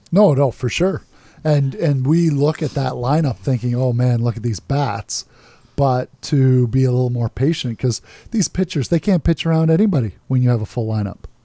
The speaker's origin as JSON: {"language": "English", "country": "Canada", "said": "as a Canadian"}